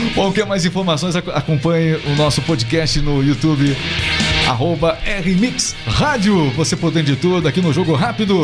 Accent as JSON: {"language": "Portuguese", "country": "Brazil", "said": "eu também sou brasileiro"}